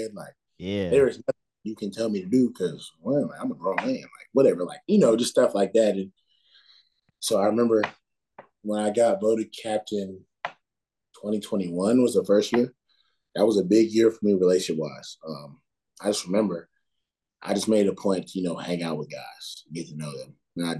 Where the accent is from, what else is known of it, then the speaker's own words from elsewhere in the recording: Ohio, United States; moved away as an adult; also born or lived in North Carolina; I grew up in Ohio